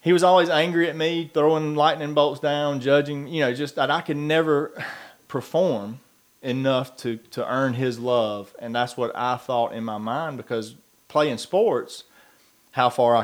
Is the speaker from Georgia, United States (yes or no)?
yes; McIntyre, Georgia, United States; growing up in Wilkinson County, McIntyre to be exact